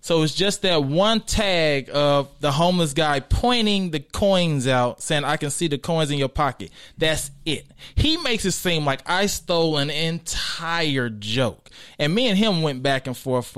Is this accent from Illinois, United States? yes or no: no; St. Louis, Missouri, United States; also born or lived in Arkansas; now in Los Angeles, United States; I was born in Arkansas, but I was raised in St. Louis